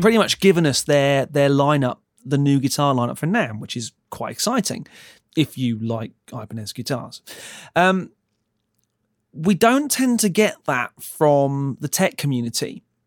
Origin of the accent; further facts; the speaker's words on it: Ipswich, East of England, United Kingdom; moved away; also born or lived in London; I'm from London, but originally I'm from a little town called Ipswich.